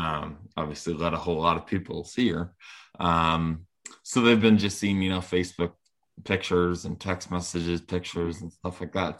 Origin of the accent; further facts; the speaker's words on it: Rhode Island, United States; growing up in Rhode Island, a little, little state like this